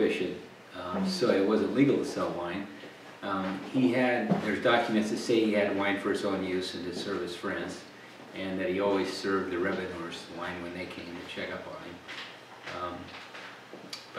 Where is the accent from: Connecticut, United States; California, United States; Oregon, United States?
Oregon, United States; the Applegate; I grew up in the Applegate.